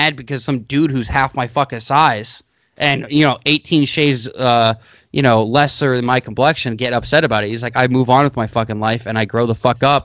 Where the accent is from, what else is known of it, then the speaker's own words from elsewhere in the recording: United States; I'm an American